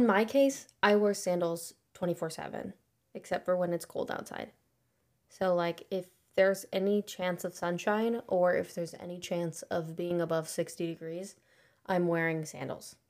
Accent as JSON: {"language": "English", "town": "Troy", "region": "Missouri", "country": "United States", "said": "I'm from Troy."}